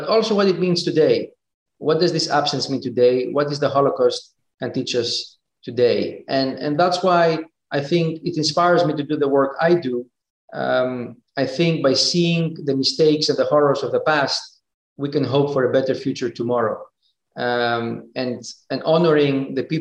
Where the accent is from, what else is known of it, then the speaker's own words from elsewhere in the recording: Thessaloniki, Central Macedonia, Greece; moved away as an adult; also born or lived in United States; now in Geneva, Switzerland; I grew up in Greece. I've studied in the States. I work in Switzerland.